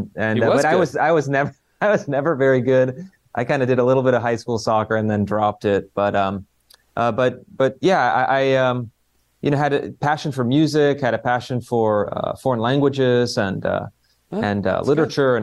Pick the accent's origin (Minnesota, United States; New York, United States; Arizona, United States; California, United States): California, United States; Sacramento; moved away as an adult; also born or lived in Washington, D.C.; I was growing up in Sacramento, kind of outer suburb of Sacramento.